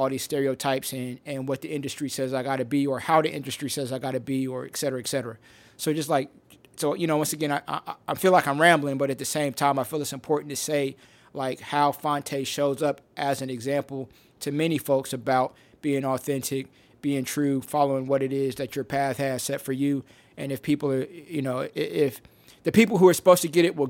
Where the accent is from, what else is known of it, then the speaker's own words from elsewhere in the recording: Midwest, United States; I grew up in the Midwest